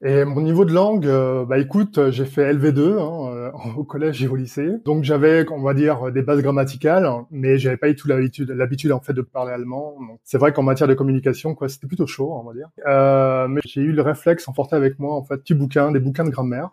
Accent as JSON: {"language": "French", "town": "Nantes", "region": "Pays de la Loire", "country": "France", "moved": "as an adult", "lives_now": "Berlin, Germany", "said": "je viens donc de la région nantaise"}